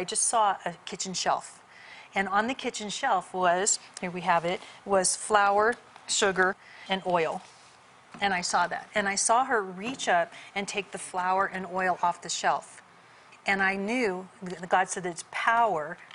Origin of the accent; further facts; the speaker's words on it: California, United States; I grew up in California, not in church